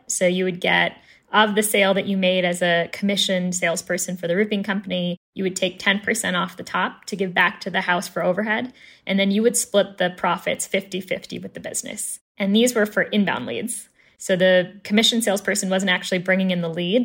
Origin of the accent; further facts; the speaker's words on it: Chicago, Illinois, United States; moved away as an adult; now in Fort Collins, United States; born and raised in Chicago